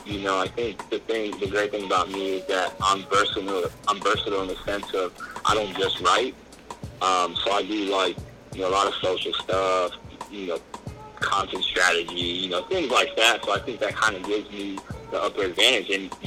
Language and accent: English; Bell Gardens, California, United States; I'm the Mexican kid from Bell Gardens